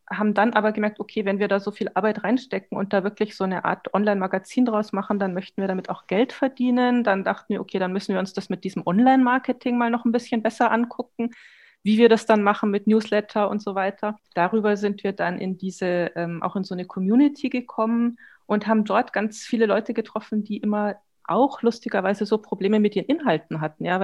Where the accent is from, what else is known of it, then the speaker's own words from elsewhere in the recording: Munich, Bavaria, Germany; now in Berlin, Germany; bin ursprünglich aus München, bin seit 20 Jahren in Berlin und bin auch jetzt gerade ähm, aus Berlin zugeschaltet.